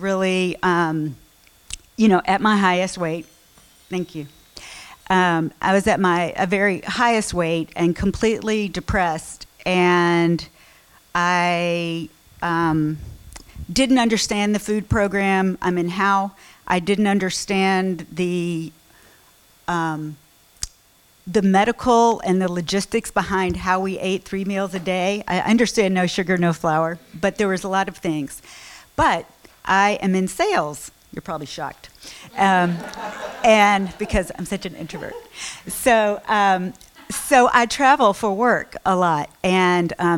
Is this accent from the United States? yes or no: yes; Memphis, Tennessee, United States; I grew up in Memphis, another Southerner